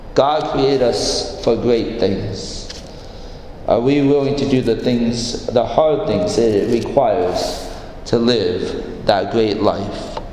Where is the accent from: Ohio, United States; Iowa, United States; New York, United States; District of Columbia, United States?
Iowa, United States; I grew up in Iowa